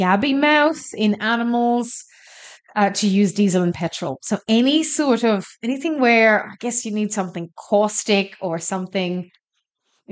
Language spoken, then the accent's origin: English; Ireland; now in Australia; I'm Irish.